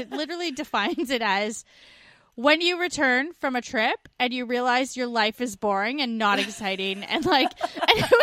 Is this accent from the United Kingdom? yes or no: no; Canada; moved away as an adult